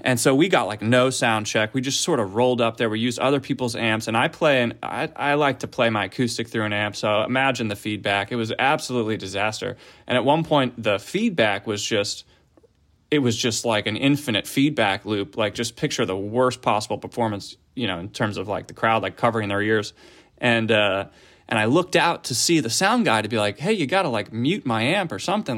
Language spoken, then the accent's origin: English; Philadelphia, Pennsylvania, United States; moved away as an adult; now in Los Angeles, United States; I grew up in the Philadelphia area